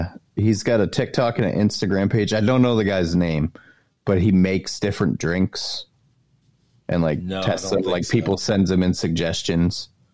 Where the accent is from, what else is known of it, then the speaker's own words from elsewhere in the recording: Northeast, United States; moved away; also born or lived in California; You know, I come from the Northeast.